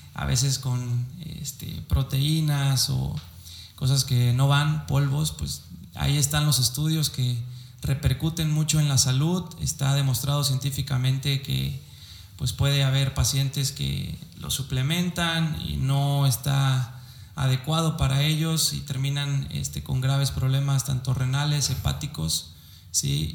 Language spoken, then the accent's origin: Spanish; Córdoba, Veracruz, Mexico; also born or lived in Xalapa, Veracruz; soy de la ciudad de Córdoba, Veracruz